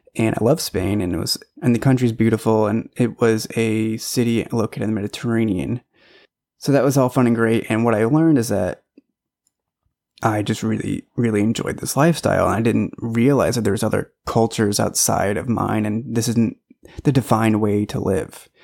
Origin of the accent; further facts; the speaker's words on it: St. Louis, Missouri, United States; moved away; I was born in Saint Louis, Missouri. So, Midwest boy